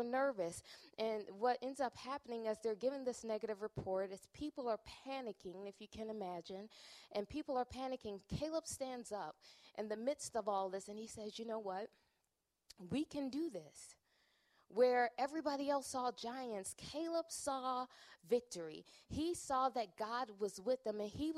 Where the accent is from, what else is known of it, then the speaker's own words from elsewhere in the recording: Chicago, Illinois, United States; moved away as an adult; now in Minnesota, United States; I'm originally from Chicago